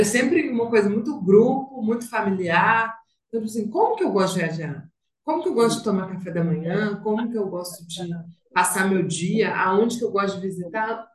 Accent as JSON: {"language": "Portuguese", "region": "interior of Minas Gerais", "country": "Brazil", "moved": "yes", "lives_now": "Belo Horizonte, Brazil", "said": "Eu sou do interior de Minas"}